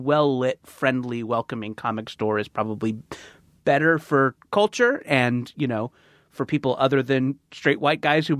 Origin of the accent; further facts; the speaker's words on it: California, United States; Orange County.